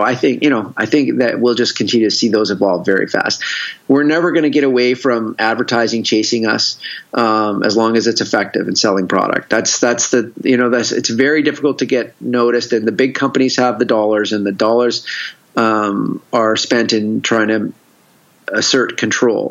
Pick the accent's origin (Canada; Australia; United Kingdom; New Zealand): Canada; Victoria, British Columbia; now in San Diego, United States; I'm originally I'm originally from Victoria, from Canada